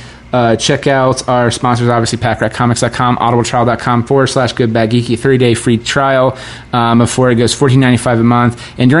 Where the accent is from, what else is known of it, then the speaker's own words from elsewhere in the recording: West Jefferson, Ohio, United States; now in Columbus, United States; I'm from West Jeff.